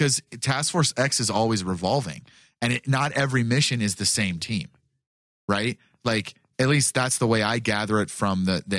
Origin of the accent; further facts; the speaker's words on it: Buenos Aires, Argentina; I'm from Buenos Aires and I say, kill them all.